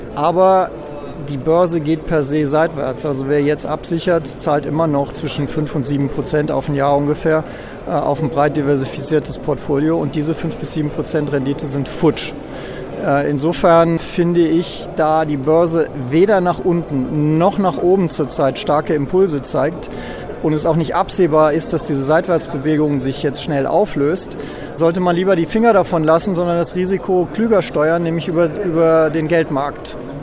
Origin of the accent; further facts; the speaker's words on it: Germany; als Europäer und als Deutscher